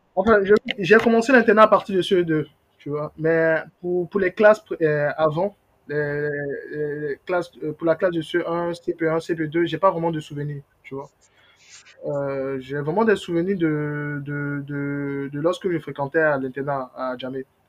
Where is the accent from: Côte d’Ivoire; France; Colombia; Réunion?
Côte d’Ivoire; Abidjan; en tant qu'Abidjanais, oui, moi, il faut savoir que moi, j'ai vécu dans... Enfin, je je suis né, je suis né à Trècheville. Mes parents ont vécu, euh, enfin, depuis mon enfance, moi j'ai vécu à Yopougon